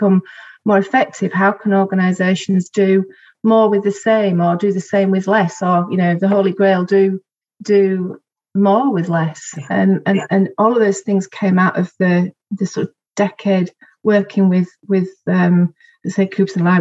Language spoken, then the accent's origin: English; Bradford/Bingley, Yorkshire and the Humber, United Kingdom